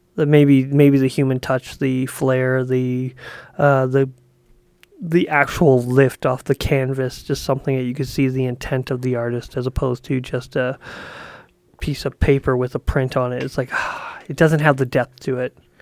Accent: Canada; I'm from Canada

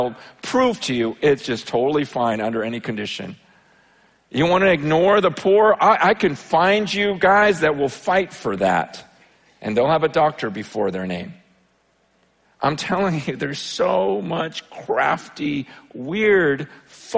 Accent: United States; when I grew up here in America

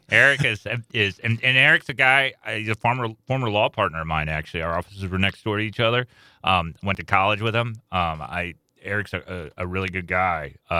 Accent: Davenport, Iowa, United States; moved away as an adult; also born or lived in Kirksville, Missouri; now in St. Louis, United States; I grew up in Davenport, Iowa, birthplace of chiropractic medicine.

